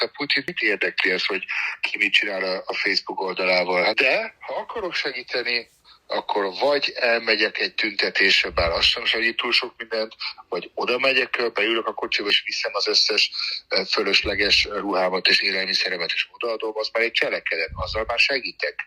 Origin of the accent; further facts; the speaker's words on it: Germany; moved away; Németországban nőttem fel